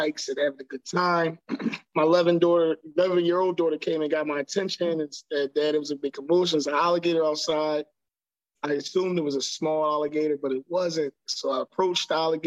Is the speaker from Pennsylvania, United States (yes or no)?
yes; Philadelphia, Pennsylvania, United States; now in Florida, United States; I'm from North Philadelphia. Like, really, back in the day, it's a little gentrified now, but back in the day, it was real bad